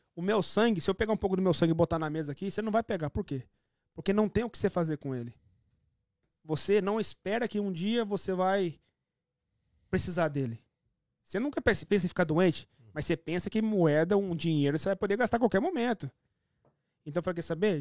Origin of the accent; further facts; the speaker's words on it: São Paulo, Brazil; moved away as an adult; also born or lived in Rio de Janeiro / Germany; now in Canada; Eu sou de São Paulo